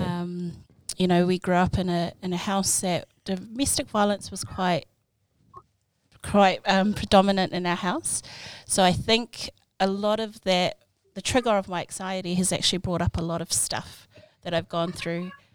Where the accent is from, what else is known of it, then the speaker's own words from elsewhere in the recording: Auckland, New Zealand; also born or lived in Samoa; I was born in Samoa but moved here when I was 18 months old. So I'm born and bred pretty much in South Auckland